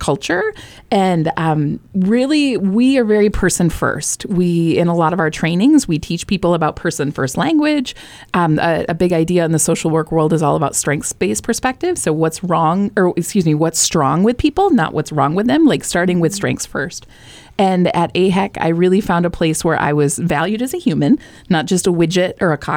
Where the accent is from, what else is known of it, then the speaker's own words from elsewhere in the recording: Michigan, United States; moved away as an adult; now in New Hampshire, United States; I'm from Michigan